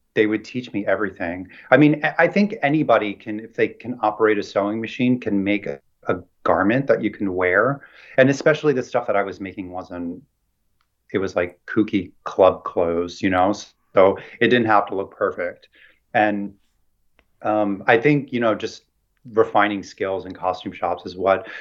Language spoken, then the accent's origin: English; Central New Jersey, United States; now in Brooklyn, United States; I grew up in Jersey, in like Central Jersey